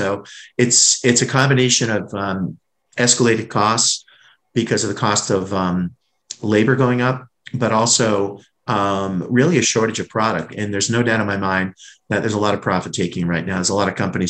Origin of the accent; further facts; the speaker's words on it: New England, United States; because like you, I'm from New England and I know what those lobster rolls are like up in Connecticut and Massachusetts.